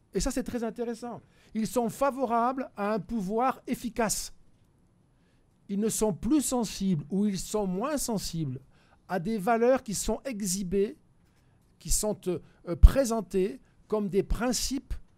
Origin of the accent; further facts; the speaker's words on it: France; je suis français